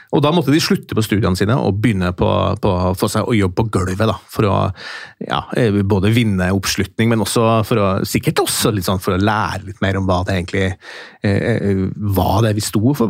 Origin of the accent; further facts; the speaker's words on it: Steinkjer, Trøndelag, Norway; accent: Trøndersk; moved away; mens jeg kommer fra Midt-Norge, da, derav min trønderske eh, melodi. Eh, og En liten by som heter Steinkjer, og der eh, vokste opp